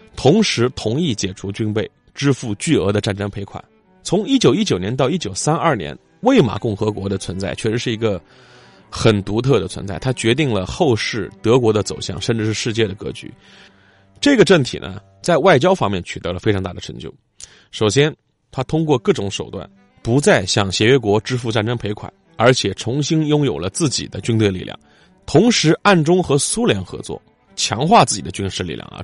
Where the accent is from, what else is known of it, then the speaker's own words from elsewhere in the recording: China; 我们中国人